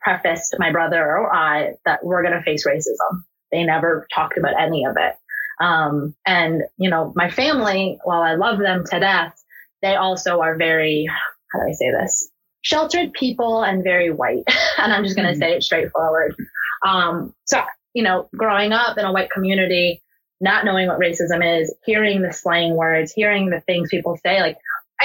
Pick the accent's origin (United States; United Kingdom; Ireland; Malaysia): United States; born or raised there